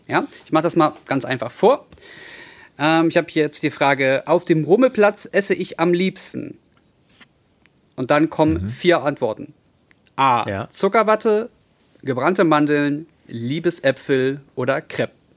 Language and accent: German; Berlin, Germany; also born or lived in Hellersdorf-Marzahn; als gute Berliner der in Neukölln groß geworden ist, beziehungsweise 14 Jahre lang gelebt hat